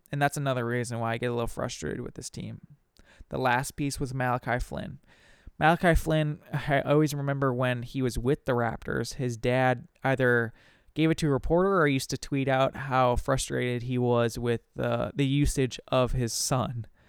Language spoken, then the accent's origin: English; Minnesota, United States; I, I am obviously from Minnesota